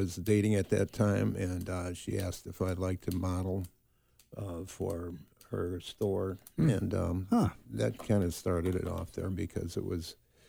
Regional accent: Chicago, Illinois, United States; now in San Diego, United States; born and raised in Chicago, Illinois, of course, and from a big family.

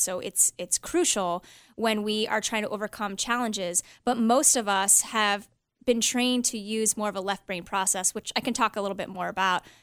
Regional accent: Los Angeles, California, United States; I was born actually in Los Angeles

